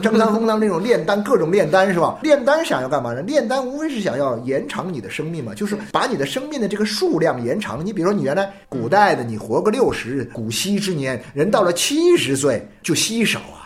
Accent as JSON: {"language": "Chinese", "country": "China", "said": "我们中国人很多时候很难理解的"}